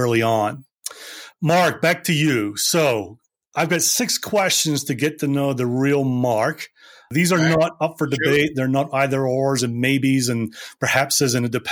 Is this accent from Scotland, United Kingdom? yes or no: yes; Scotland, United Kingdom; I grew up in Scotland.